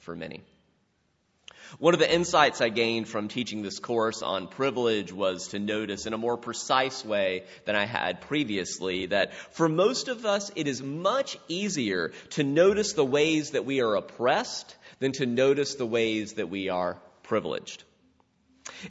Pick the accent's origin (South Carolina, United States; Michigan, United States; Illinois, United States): South Carolina, United States; my childhood in South Carolina